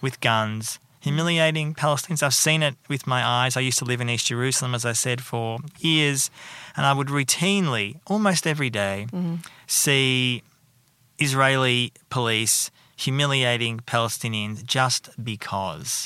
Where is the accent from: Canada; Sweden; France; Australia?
Australia; Melbourne, Victoria; moved away as an adult; also born or lived in United Kingdom; now in Sydney, Australia; I'm from Melbourne